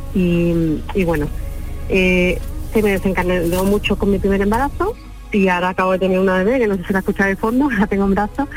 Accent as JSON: {"language": "Spanish", "town": "Alcalá de Guadaíra", "region": "Andalusia", "country": "Spain", "said": "Yo soy de Sevilla, de Alcalá de Guadaira"}